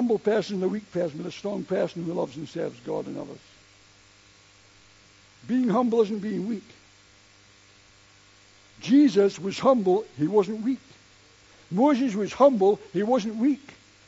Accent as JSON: {"language": "English", "country": "United Kingdom", "said": "we're British and within our own culture"}